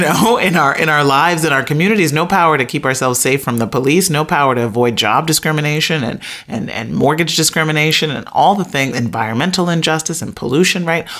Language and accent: English; Chicago, Illinois, United States; growing up on the south side of Chicago